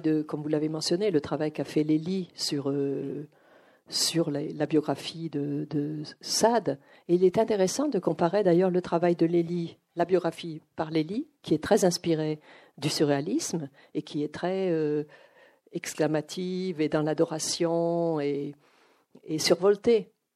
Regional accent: Arcachon, Nouvelle-Aquitaine, France; moved away as an adult; also born or lived in United States; je viens donc euh, d'Arcachon, d'un milieu où on ne lisait pas

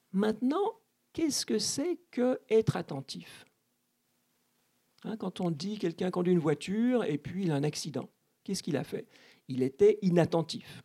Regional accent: Switzerland; je suis né en Suisse

